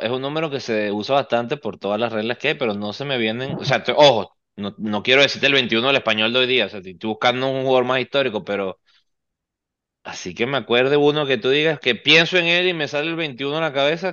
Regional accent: Venezuela; now in Miami, United States; somos venezolanos

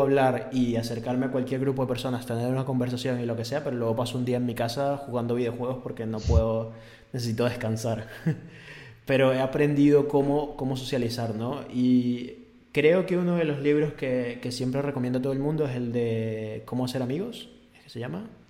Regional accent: Venezuela; moved away; en mi país esto es normal

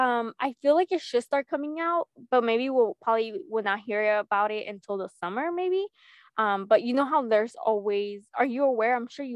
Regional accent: United States; My number one team is and will always be my hometown, the US.

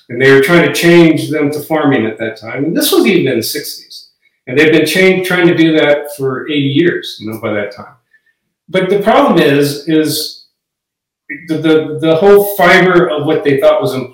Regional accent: Fort Belknap Reservation, Montana, United States; moved away; also born or lived in Idaho / Oregon; Yeah, so I'm actually from Montana. I grew up on, uh, my dad worked for the Bureau of Indian Affairs for a long time, and I grew up in the Fort Belknap Reservation

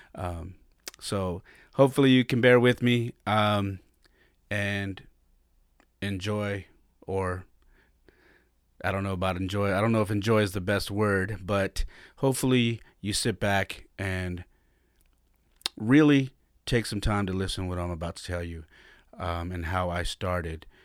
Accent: San Jose, California, United States; also born or lived in Denver, Colorado; I was born and raised in San Jose, California

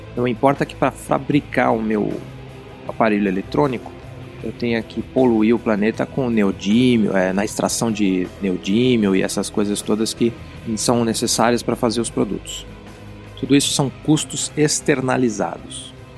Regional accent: Brazil; eu, que sou brasileiro

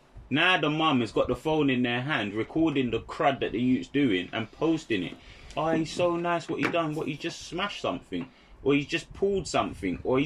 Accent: St. Lucia; I'm St. Lucian

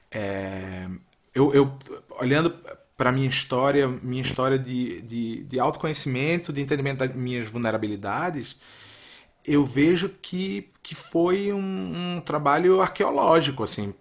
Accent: Recife, Pernambuco, Brazil; moved away as an adult; also born or lived in São Paulo / Minas Gerais; eu nasci numa cidade que é uma cidade de praia

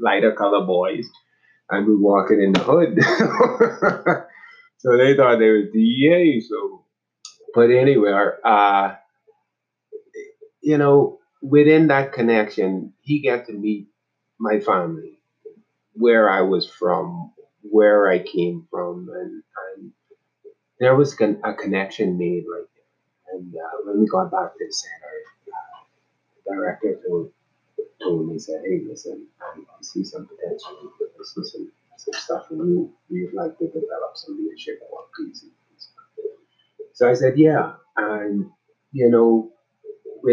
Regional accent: Nassau, New Providence, Bahamas; moved away as an adult; I'm from Nassau, Bahamas. I grew up in the Bahamas. I spent about 35 years in the Bahamas from birth

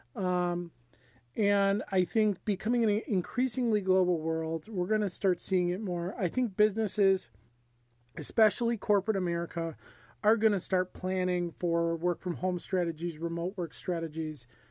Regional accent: United States; as an American

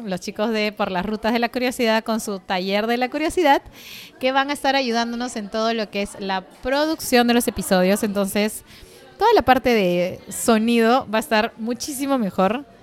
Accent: Villa Rica, Pasco, Peru; saludo especial a mis abuelos que han ganado el segundo puesto en el concurso de cafés de Villarrica, mi pueblo natal.

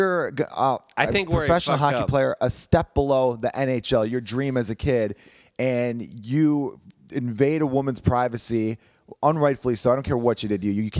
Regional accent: Chicago, Illinois, United States; But a player for the Chicago, my hometown team, the Chicago Blackhawks

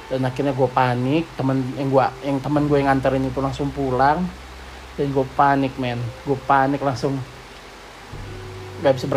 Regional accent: Lampung, Indonesia; gue ada asli dari Lampung jadinya gue harus pulang ke Lampung

